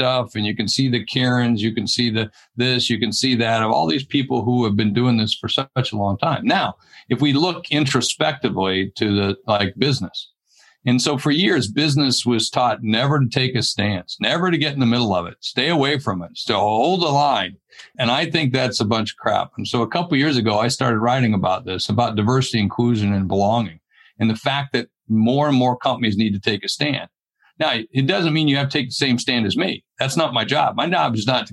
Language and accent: English; the South, United States; moved away; where I grew up down in the South